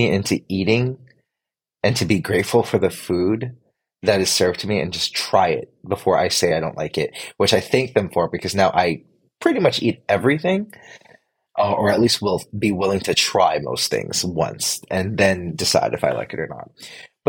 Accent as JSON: {"language": "English", "country": "Philippines", "said": "Filipino, and I don't know if being Filipino has anything to do with it, but it just wasn't something we did."}